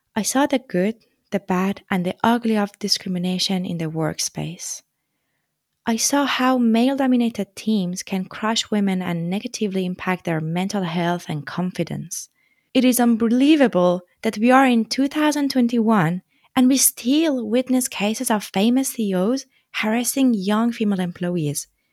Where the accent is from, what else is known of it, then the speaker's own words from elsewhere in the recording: Tehran, Tehran Province, Iran; moved away as an adult; also born or lived in France; I come from Iran, from the capital city, Tehran. I lived there almost all my life until two thousand twelve, when I left to continue my studies abroad